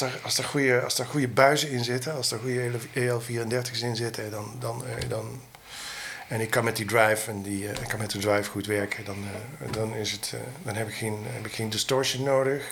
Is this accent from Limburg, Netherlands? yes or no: yes; Roermond, Limburg, Netherlands; also born or lived in Germany; ik kom uit Roermond